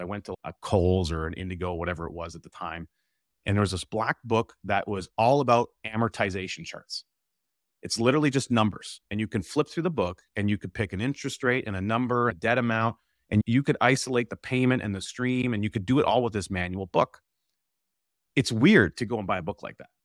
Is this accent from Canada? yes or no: yes; Camrose, Alberta, Canada; I'm originally from the Edmonton area, actually, uh, Camrose, Alberta